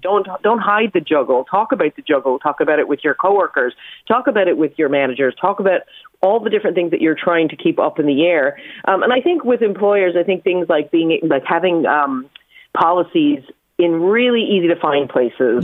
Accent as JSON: {"language": "English", "region": "New York", "country": "United States", "tie": "born or raised there", "said": "growing up in New York"}